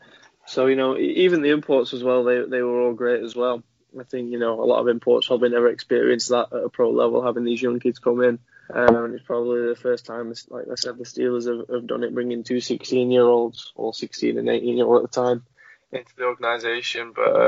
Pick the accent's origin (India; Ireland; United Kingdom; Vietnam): United Kingdom; England; So, it's something that I think every kid growing up in England who plays hockey wants to be a part of.